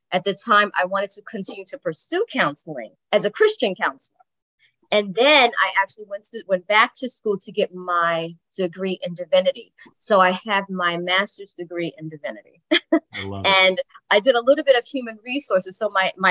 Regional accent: New York City, New York, United States; also born or lived in Syracuse; I was actually born and raised in the Bronx

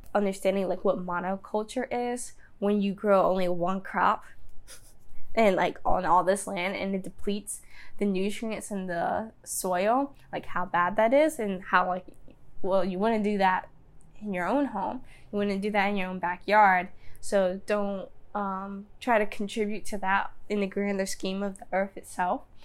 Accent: Danville, Virginia, United States; I grew up in Danville, Virginia

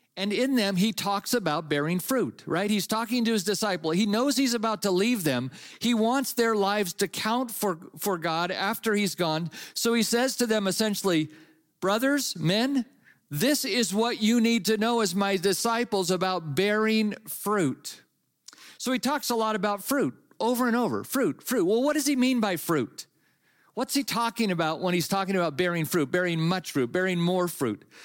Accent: Napa, California, United States; I grew up in California and I grew up in the Napa Valley

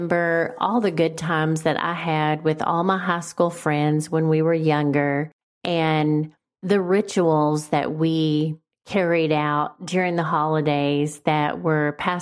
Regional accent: Valley View, Texas, United States; our house in the little town of Valley View, Texas. Shout out to my hometown.

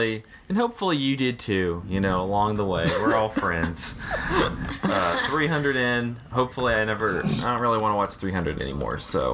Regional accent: the South, United States; I'm really excited to talk about that because we're all from the South.

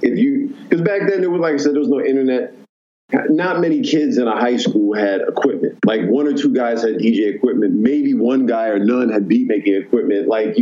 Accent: New York City, New York, United States; growing up in New York and having an advantage.

